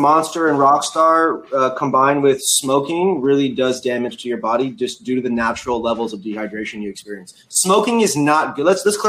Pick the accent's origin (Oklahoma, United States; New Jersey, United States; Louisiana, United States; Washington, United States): Washington, United States; Seattle; We come from Seattle. It's the pickiest group of people in the country outside.